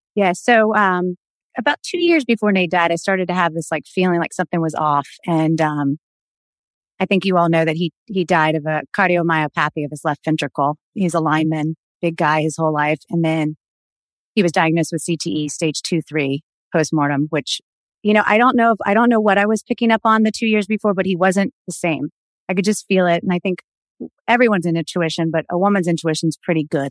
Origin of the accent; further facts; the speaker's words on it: the South, Florida, United States; we grew up in the South where everybody was like kind of fundamentalist Christian